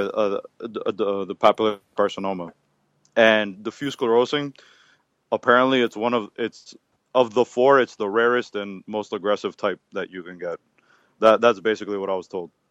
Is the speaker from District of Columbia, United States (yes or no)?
no; Miami, Florida, United States; I'm from Miami, Florida, born and raised. Uh, been here, um, like I said, all my life